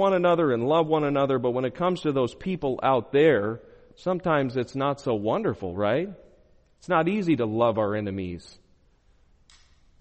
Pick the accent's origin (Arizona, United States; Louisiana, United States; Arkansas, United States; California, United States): Arizona, United States; I'm from Arizona